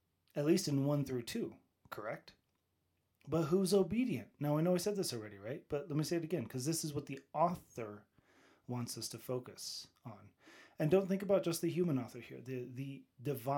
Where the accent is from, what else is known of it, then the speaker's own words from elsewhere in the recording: United States; I'm an American